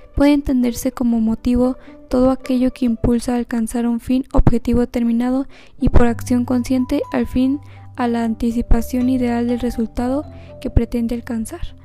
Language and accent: Spanish; Saltillo, Coahuila, Mexico; soy de Saltillo, Coahuila